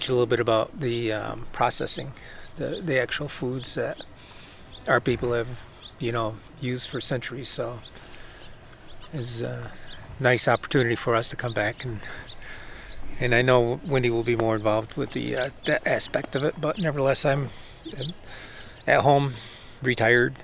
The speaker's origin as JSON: {"language": "English", "area": "Cattaraugus Territory, Seneca Nation", "region": "New York", "country": "United States", "said": "I'm also Seneca from the Cattaraugus Territory"}